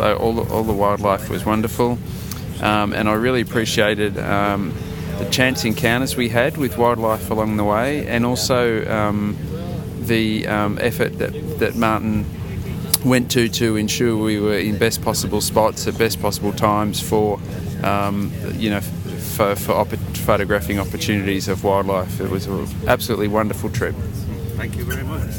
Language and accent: English; Yokohama, Kanagawa, Japan; from Yokohama